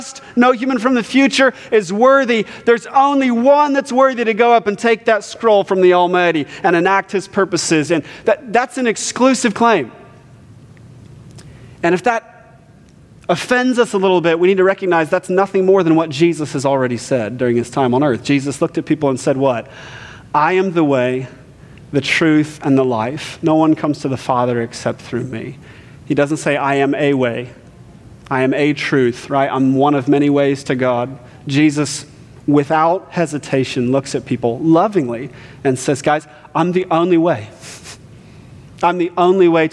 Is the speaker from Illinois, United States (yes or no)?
no; Ohio, United States; I'm from the Midwest, born and raised in Ohio.